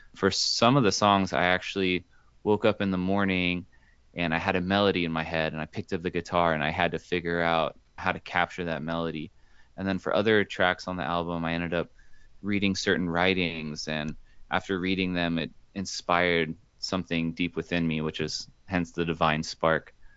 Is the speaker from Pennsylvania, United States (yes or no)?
no; Houston, Texas, United States; also born or lived in Los Angeles, California; I was born in Los Angeles, but grew up mostly in Houston